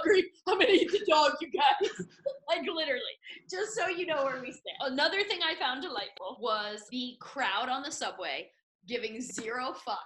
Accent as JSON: {"language": "English", "town": "New York City", "region": "New York", "country": "United States", "said": "someone who identifies as a New Yorker"}